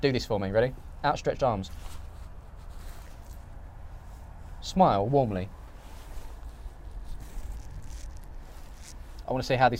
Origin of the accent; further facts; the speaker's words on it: Essex, East of England, United Kingdom; we're from Essex